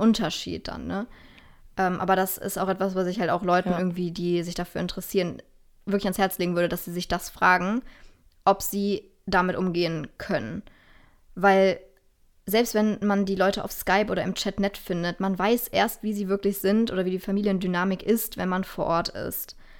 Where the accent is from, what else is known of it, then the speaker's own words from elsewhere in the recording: Germany; als Deutscher oder Europäer